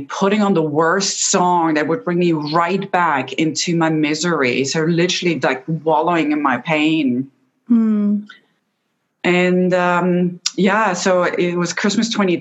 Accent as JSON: {"language": "English", "country": "Austria", "tie": "born or raised there", "moved": "yes", "said": "So I'm originally from Austria and my entire family is still back home."}